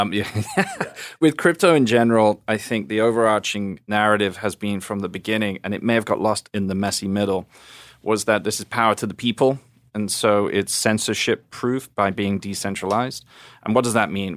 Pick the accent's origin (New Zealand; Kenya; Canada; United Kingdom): United Kingdom; England; now in United States; being an English guy